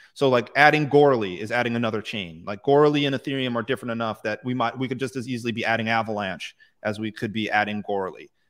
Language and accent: English; United States; I'm American